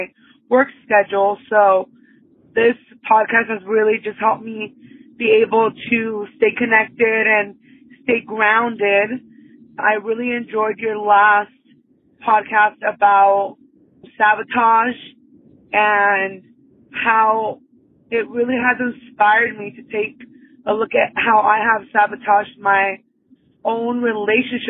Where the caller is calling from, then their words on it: San Diego, California, United States; I'm calling from San Diego, California